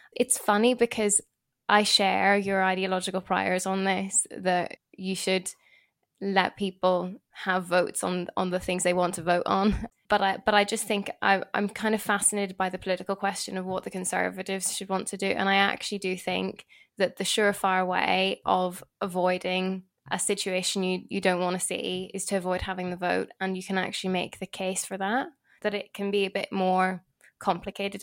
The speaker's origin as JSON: {"language": "English", "region": "Northern Ireland", "country": "United Kingdom", "said": "being Northern Irish"}